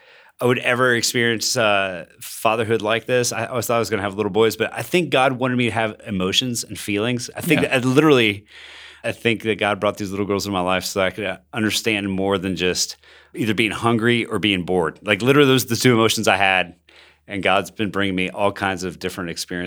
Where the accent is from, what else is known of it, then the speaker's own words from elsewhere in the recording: Bogotá, Bogotá Capital District, Colombia; So I grew up in Bogota, Colombia. My parents were missionaries. They're church planters. And I grew up during the most difficult season to live in Colombia.